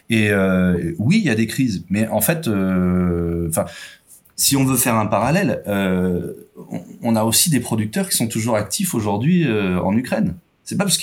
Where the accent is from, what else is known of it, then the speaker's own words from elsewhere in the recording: France; s'exporte très bien chez nous en France ou ailleurs en Europe